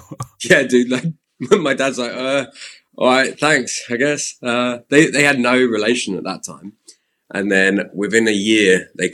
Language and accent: English; Slough, South East England, United Kingdom; now in Squamish, Canada